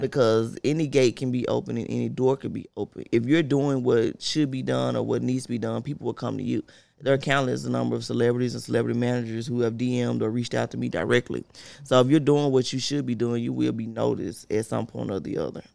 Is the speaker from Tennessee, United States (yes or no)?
yes; Memphis, Tennessee, United States; Born and raised in Memphis, South Memphis